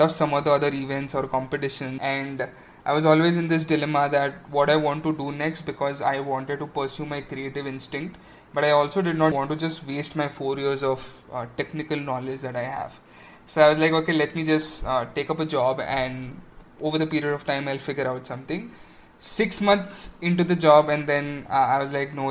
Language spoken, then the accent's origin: English; Aurangabad, Maharashtra, India; moved away as an adult; also born or lived in Pune; So I was born and brought up in Aurangabad